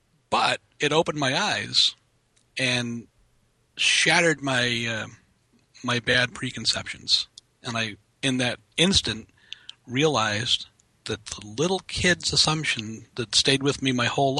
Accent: Boston, Massachusetts, United States; And that's because I grew up in Boston. Hmm. Now, you know what the wildlife is like in Boston.

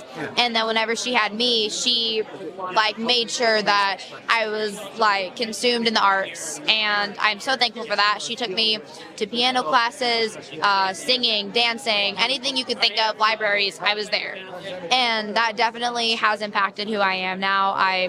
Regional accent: Los Angeles, California, United States; I'm from Los Angeles

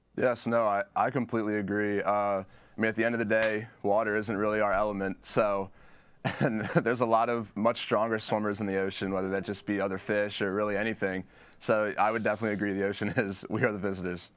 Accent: Virginia Beach, Virginia, United States; growing up in Virginia Beach, Chesapeake area

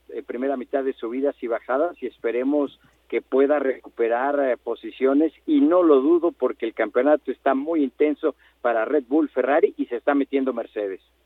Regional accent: Mexico; como mexicanos lo apoyamos

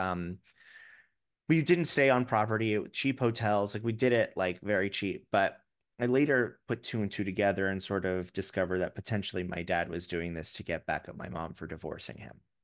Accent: Florida, United States; now in New York City, United States; I grew up in Florida

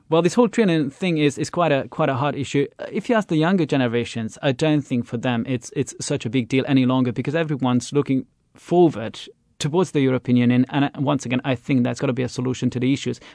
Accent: Esztergom, Komárom-Esztergom, Hungary; now in Budapest, Hungary; a town called Estergom over there. That's my hometown

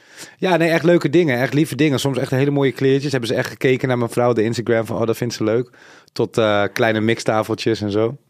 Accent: Suriname; Ik ben zelf Zuid-Amerikaans, ik kom van Suriname, dat ligt in Zuid-Amerika.

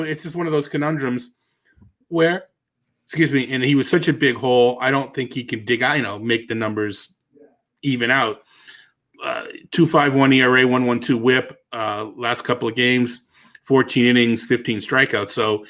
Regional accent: Boston, Massachusetts, United States; accent: Boston

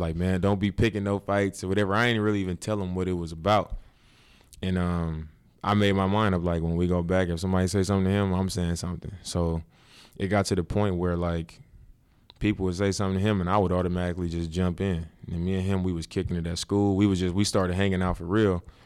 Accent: Oakland, California, United States; I was from Oakland

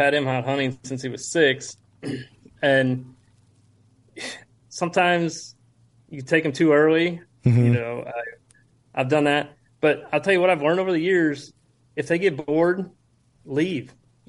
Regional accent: Midwest, United States; but you know, we're from the Midwest. We don't get to see the, you know, very rarely get opportunity to velvet deer around here.

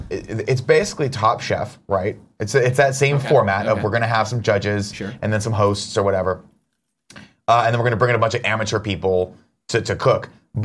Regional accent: London, United Kingdom; I have. I'm a Londoner.

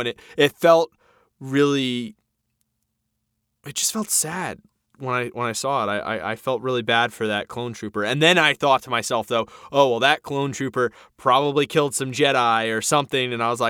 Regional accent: New York, United States; As a New Yorker, I loved it.

